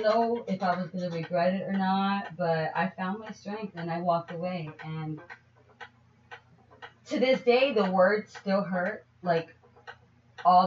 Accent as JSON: {"language": "English", "town": "New York City", "region": "New York", "country": "United States", "said": "I come from New York City"}